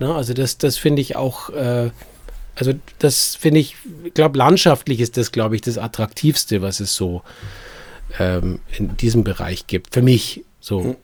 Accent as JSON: {"language": "German", "town": "Munich", "region": "Bavaria", "country": "Germany", "tie": "born or raised there", "moved": "as an adult", "lives_now": "Nuremberg, Germany", "said": "als Münchner, so sehr ich meine Heimat liebe und vermisse"}